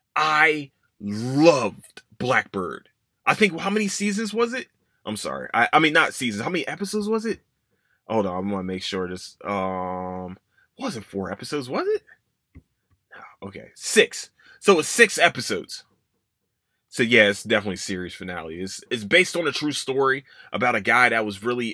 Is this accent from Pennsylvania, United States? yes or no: yes; Philadelphia, Pennsylvania, United States; moved away; it's my hometown. I love Philadelphia